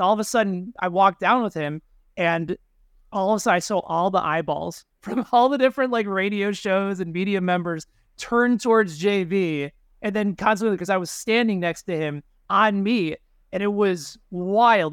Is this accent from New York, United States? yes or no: no; Chicago, Illinois, United States; as a Bulls fan growing up in Chicago in the 90s